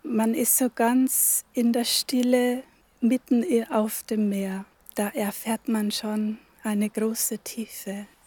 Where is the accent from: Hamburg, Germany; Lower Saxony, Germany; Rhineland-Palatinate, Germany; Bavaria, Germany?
Bavaria, Germany; Upper Palatinate; moved away as an adult; also born or lived in Northern Germany; now in Velburg, Germany; Ich bin aus der Oberpfalz, gebürtige Oberpfälzerin, habe da aber nur die ersten 20 Jahre meines Lebens verbracht